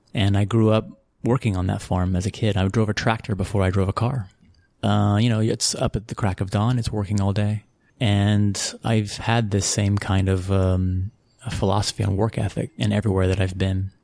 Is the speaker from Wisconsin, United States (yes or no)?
no; Abilene, Texas, United States; moved away as an adult; also born or lived in San Antonio, Texas / Lubbock, Texas / Liverpool / Monaco; Born in San Antonio, Texas. Grew up between San Antonio, Lubbock, Texas, and mostly uh, Abilene, Texas. Between age, ages of twelve to twenty-one, I was in Abilene, Texas